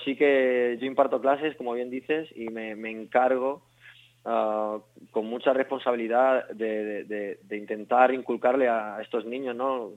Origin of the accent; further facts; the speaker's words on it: Mallorca, Balearic Islands, Spain; moved away as an adult; now in Madrid, Spain; soy de Mallorca, me trasladé a Madrid hace 10 años